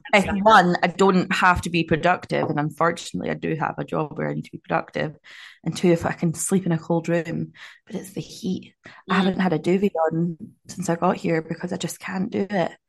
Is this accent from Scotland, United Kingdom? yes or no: yes; Scotland, United Kingdom; now in Auckland, New Zealand; I'm so Scottish